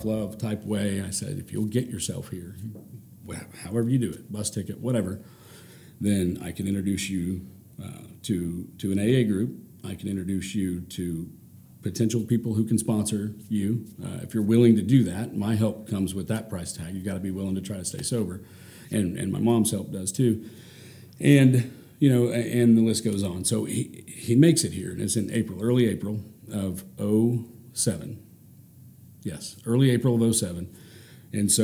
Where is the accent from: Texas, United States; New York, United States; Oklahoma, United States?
Oklahoma, United States; Ponca City; also born or lived in Norman, Oklahoma; I grew up in Ponca City